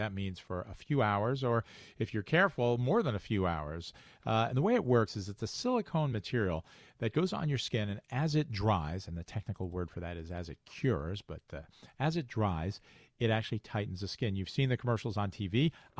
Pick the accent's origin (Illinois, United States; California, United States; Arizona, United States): Illinois, United States; Chicago; accent: Chicago; So I call it liposuction. And that's my Chicago accent.